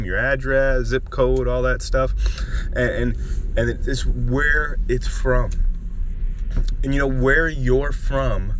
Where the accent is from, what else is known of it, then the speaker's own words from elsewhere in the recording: Miami, Florida, United States; growing up in Miami